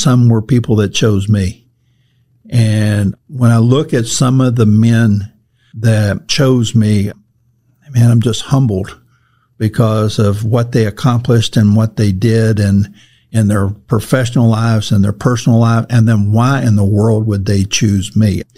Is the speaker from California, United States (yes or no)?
no; Cajun part of the world, Louisiana, United States; I come from the Cajun part of the world.